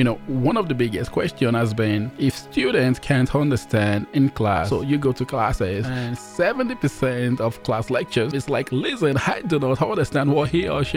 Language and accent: English; Nigeria; I'm Nigerian as well.